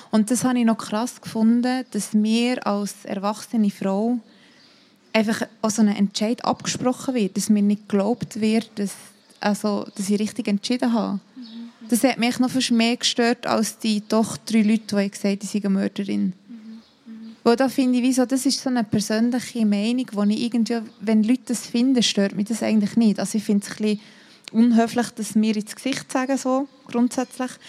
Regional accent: Thun, Bern, Switzerland; also ich komme aus Thun und vielleicht dort wäre es schon ein bisschen anders als in Zürich.

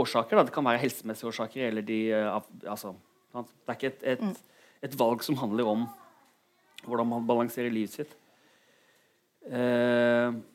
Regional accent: Kristiansand, Agder, Norway; moved away as an adult; also born or lived in Bergen; Jeg kommer fra Kristiansand.

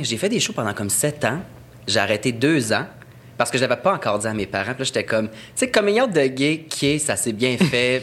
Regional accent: Saint-Jean-sur-Richelieu, Quebec, Canada; Je viens de Saint-Jean

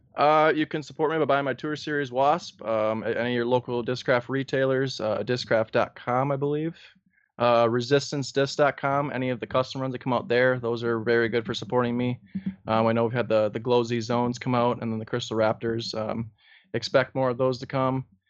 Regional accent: northern Wisconsin, United States; I'm from northern Wisconsin, there's not too many people up there

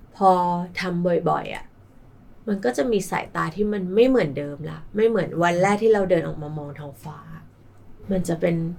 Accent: Bangkok, Thailand; เกิดที่กร ุงเทพ แล้วก็อาศัยอยู่กรุงเทพตลอด

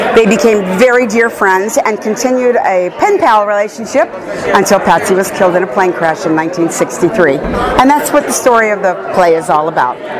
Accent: the South, United States; accent: Southern; moved away; also born or lived in New York City; I was born and raised in the South, so the accent comes naturally, but I don't use it all the time.

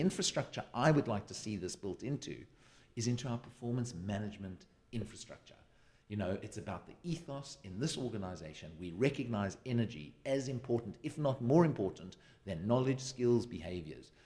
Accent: South Africa; now in United Kingdom; I'm a South African living in the U K.

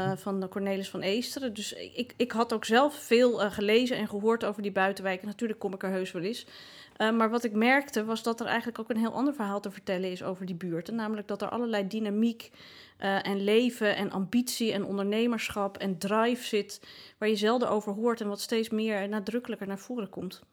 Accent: Amsterdam, North Holland, Netherlands; als Amsterdammer

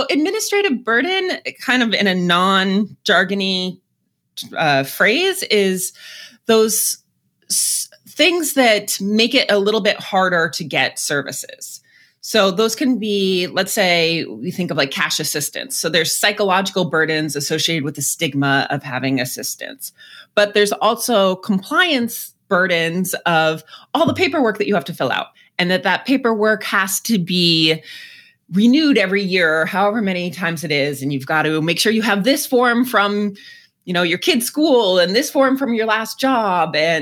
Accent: outside of Boston, Massachusetts, United States; moved away as an adult; also born or lived in Washington, District of Columbia, United States; now in Northeast Ohio, United States; I grew up outside of Boston, but spent most of my adult life in DC before I came here to Northeast Ohio about 7 years ago

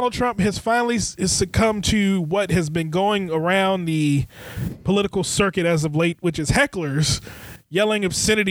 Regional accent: United States; I'm an American

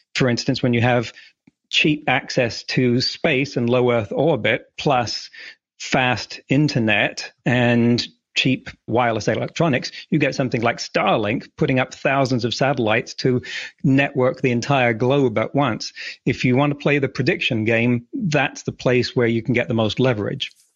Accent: England, United Kingdom; moved away as an adult; also born or lived in California; now in Vancouver Island, Canada; I grew up in England

